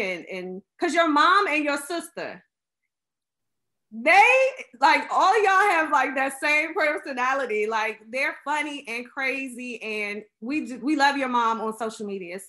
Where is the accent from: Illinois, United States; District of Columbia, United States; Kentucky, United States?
District of Columbia, United States; Washington; I'm from DC, born and raised.